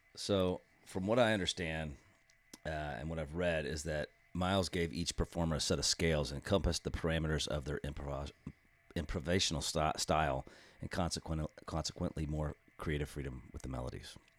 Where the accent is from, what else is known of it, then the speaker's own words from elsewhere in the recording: Austin, Texas, United States; based out of my hometown of Austin, Texas